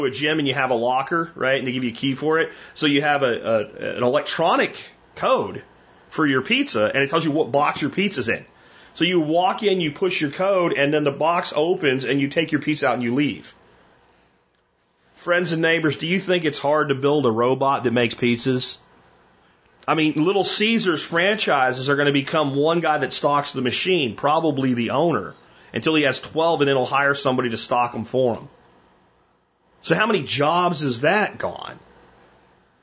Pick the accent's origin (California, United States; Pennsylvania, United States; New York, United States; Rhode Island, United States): Pennsylvania, United States; Pottsville; moved away; also born or lived in Jacksonville; where I grew up in Pottsville and Minersville, Pennsylvania